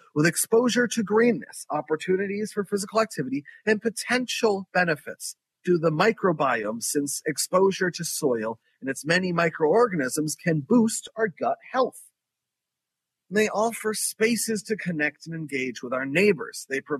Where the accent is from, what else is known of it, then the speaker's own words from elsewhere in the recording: Philadelphia, Pennsylvania, United States; My hometown of Philadelphia, food justice activists and urban growers protest to save their farms and gardens